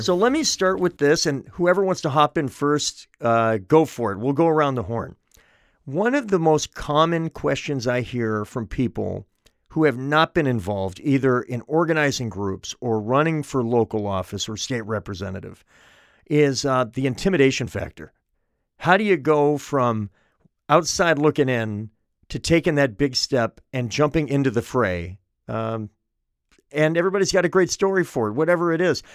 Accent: Manchester, New Hampshire, United States; Manchester, my hometown

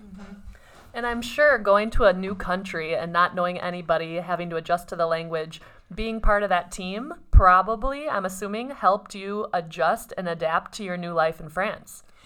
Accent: Minnesota, United States; I'm from Minnesota

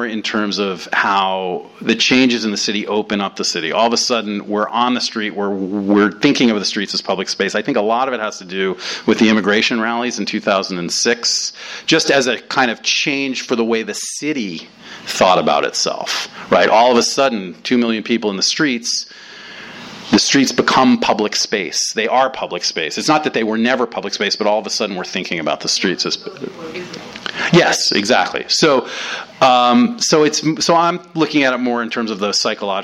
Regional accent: New York, United States; moved away as an adult; now in Los Angeles, United States; I grew up in New York and lived there until I was in my late 20s

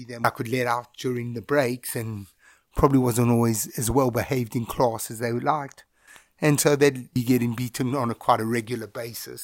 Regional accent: Bulawayo, Zimbabwe; I grew up in a little town called Bulawayo

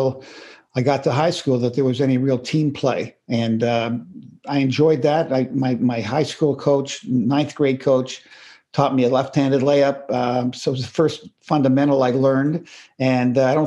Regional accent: Toronto, Ontario, Canada; I grew up in the middle part of the city in Toronto

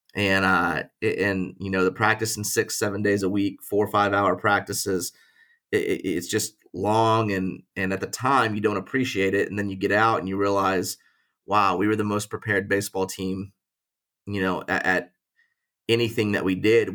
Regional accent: Springfield, Missouri, United States; also born or lived in Tulsa, Oklahoma; we, we grew up in Springfield, Missouri

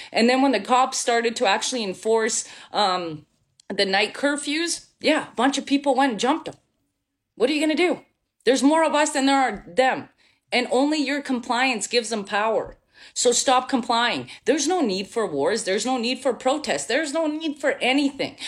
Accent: Bosnia & Herzegovina; now in Canada; I'm from Bosnia. So I was born in former Yugoslavia. I'm half Serbian. And went through a war, lived in a refugee camp

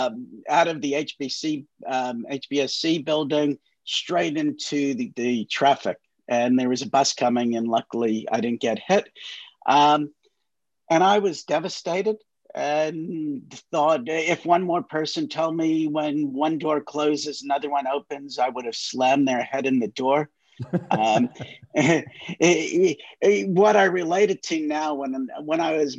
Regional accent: New York, United States; moved away as an adult; now in New Zealand; I grew up in New York and was always a volunteer firefighter and paramedic in the States.

